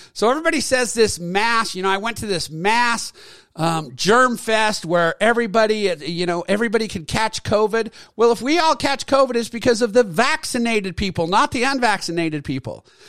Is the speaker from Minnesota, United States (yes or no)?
no; Utah, United States; I attended from my home state, the University of Utah